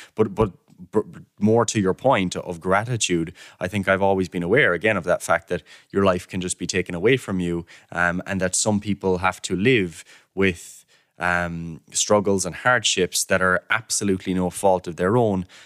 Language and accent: English; Killarney, Munster, Ireland; moved away as an adult; now in Cork, Ireland; I'm from Killarney myself